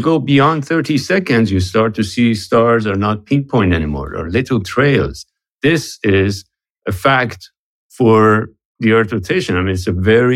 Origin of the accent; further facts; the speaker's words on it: Tehran, Tehran Province, Iran; now in United States; I'm originally from Iran, from Tehran. I'm Iranian-American